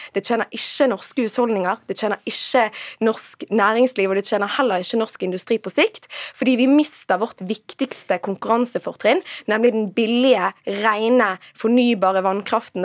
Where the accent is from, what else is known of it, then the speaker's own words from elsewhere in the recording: Western Norway, Norway; jeg kommer kommer fra Vestlandet